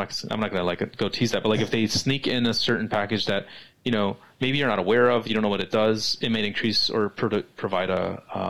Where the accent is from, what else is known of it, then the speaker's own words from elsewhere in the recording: West Coast, United States; I'm West Coast centric, right? I'm American, so like even though I travel, my life primarily is in the United States